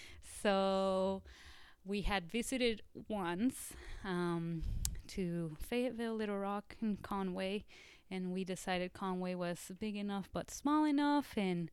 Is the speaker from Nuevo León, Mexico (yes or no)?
no; Mexico City, Mexico; also born or lived in Seattle, Washington; now in Arkansas, United States; I grew up in Mexico City, so kind of a concrete jungle kind of girl. And then I moved to Washington State, and I went to college in Seattle.